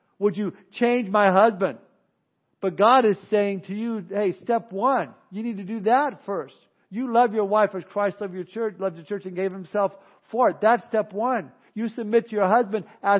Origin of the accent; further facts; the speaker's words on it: Southern California, United States; moved away as an adult; now in Missouri, United States; I'm from Southern California